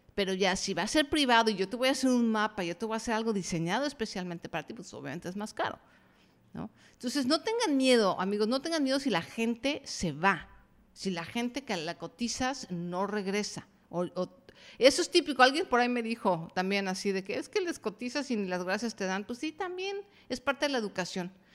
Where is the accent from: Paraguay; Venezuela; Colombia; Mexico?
Mexico; yo soy mexicana